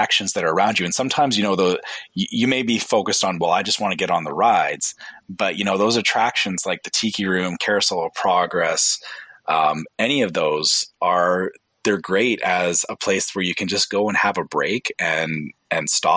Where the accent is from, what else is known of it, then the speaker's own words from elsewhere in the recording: Canada; I'm Canadian